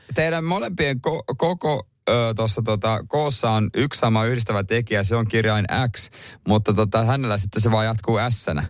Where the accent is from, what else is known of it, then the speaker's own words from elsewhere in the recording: Ostrobothnia, Finland; moved away; mä oon lapsuudessa kotona Pohjanmaalla